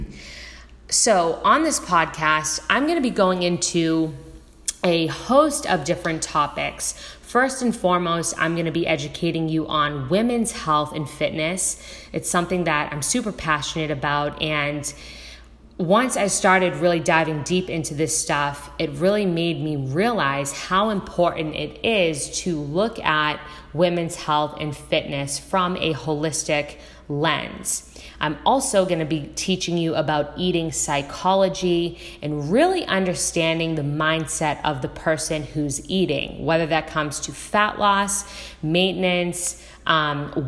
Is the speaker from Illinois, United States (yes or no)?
no; Boston, Massachusetts, United States; also born or lived in Los Angeles; now in Southern California, United States; I'm originally from Boston, Massachusetts, and now I live in Southern California.